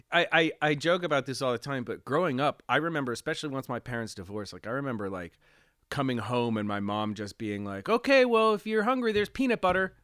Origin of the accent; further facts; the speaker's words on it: Pennsylvania, United States; also born or lived in Reading, Pennsylvania / Pittsburgh area; I was born in Pennsylvania, um, in Lancaster General Hospital in Pennsylvania